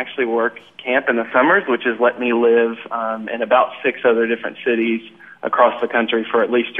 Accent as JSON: {"language": "English", "town": "Louisville", "region": "Kentucky", "country": "United States", "moved": "yes", "lives_now": "Nashville, United States", "said": "I'm originally from Louisville, Kentucky."}